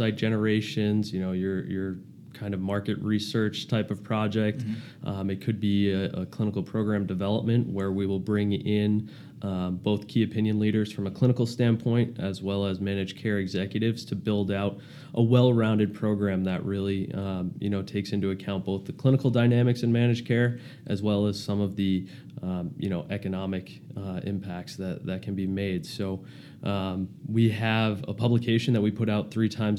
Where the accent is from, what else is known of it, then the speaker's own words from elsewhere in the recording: Plymouth, Massachusetts, United States; moved away as an adult; also born or lived in Boston, Massachusetts; now in Newport, Rhode Island, United States; I grew up in Massachusetts, Plymouth, Mass.